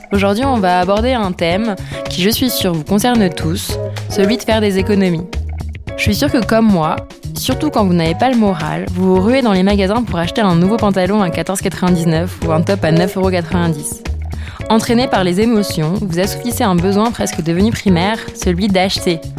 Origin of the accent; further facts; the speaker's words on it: Paris, Île-de-France, France; en tant que parisienne, jeune trentenaire